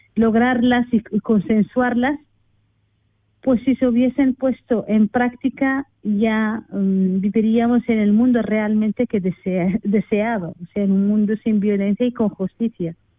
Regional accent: Western Sahara; moved away; soy del Sáhara Occidental

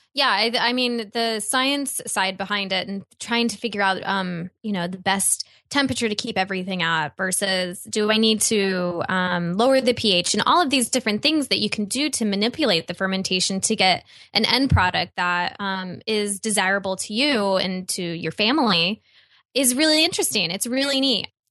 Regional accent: Midwest, United States; I grew up in the Midwest

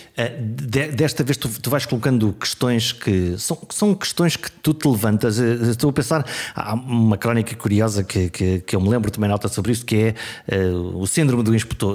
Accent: Viana do Castelo, Norte, Portugal; eu sou do Norte, eu sou de Viana do Castelo

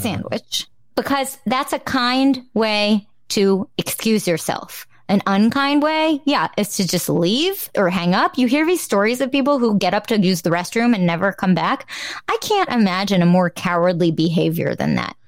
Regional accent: New Jersey, United States; I'm from New Jersey. I have a little accent sometimes

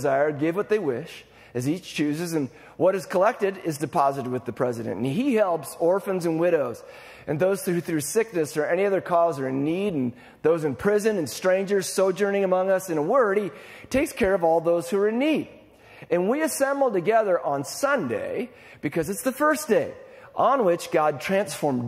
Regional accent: Iowa, United States; I'm from Iowa

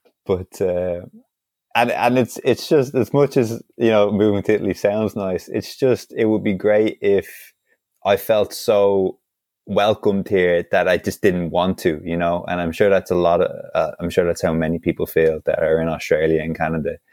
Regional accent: Dublin, County Dublin, Ireland; I'm from Dublin

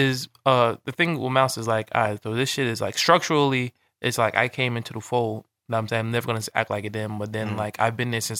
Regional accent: Long Island, New York, United States; Because I would come to him with a different thing because I'm from Long Island.

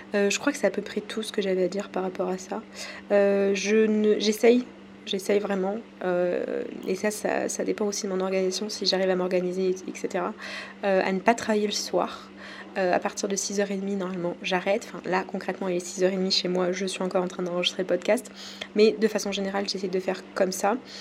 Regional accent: France; accent: French; j'ai mon accent français qui ressort

